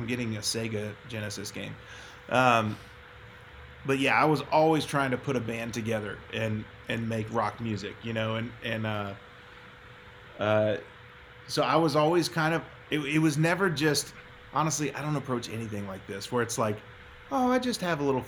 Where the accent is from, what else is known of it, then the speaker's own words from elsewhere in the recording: Texas, United States; moved away as an adult; also born or lived in Nashville; growing up in Texas